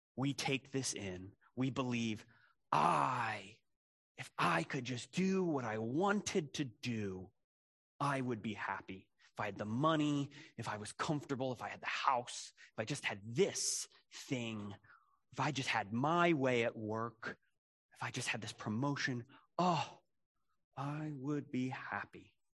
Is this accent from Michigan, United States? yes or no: no; Philadelphia, Pennsylvania, United States; I, I grew up in Philadelphia